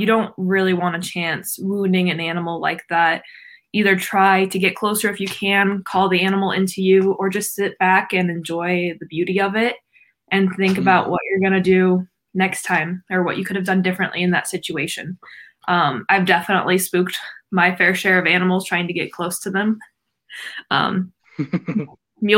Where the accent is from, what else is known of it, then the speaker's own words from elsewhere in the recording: Northwest Washington, United States; moved away as an adult; also born or lived in Oregon; I am from Northwest Washington.